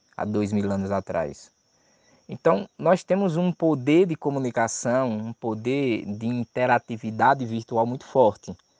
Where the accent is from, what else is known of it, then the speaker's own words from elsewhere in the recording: Maceió, Alagoas, Brazil; eu sou de Maceió, sou de Alagoas